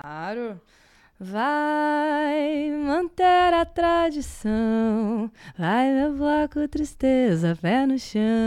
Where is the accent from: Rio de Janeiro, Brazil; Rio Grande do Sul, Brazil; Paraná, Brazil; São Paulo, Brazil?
Rio Grande do Sul, Brazil; Porto Alegre; Sou gaúcha de Porto Alegre